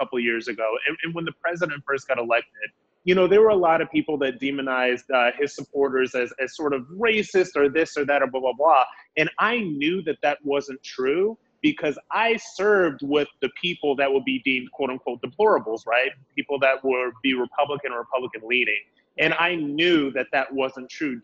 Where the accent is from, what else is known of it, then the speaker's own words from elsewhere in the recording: Akron, Ohio, United States; I was born and raised in Akron, Ohio